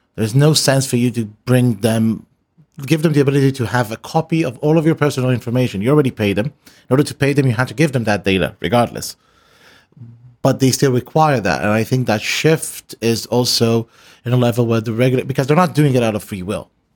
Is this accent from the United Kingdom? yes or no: no; Israel; moved away; I come from Israel